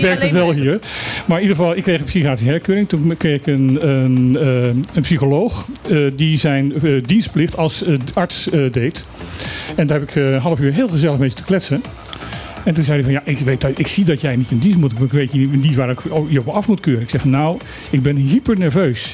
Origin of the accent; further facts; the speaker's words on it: Suriname; now in Bonaire; Ik heb mijn jeugd in Suriname gewoond.